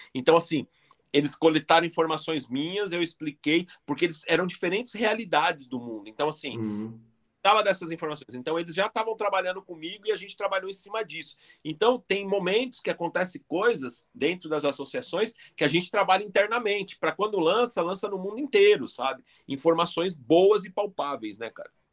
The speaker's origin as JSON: {"language": "Portuguese", "country": "Brazil", "said": "a gente é brasileiro, é foda aqui."}